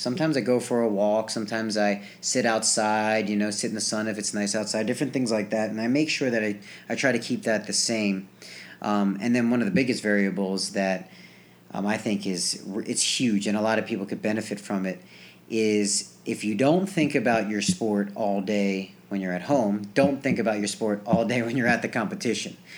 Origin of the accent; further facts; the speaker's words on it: New Jersey, United States; moved away as an adult; I grew up in New Jersey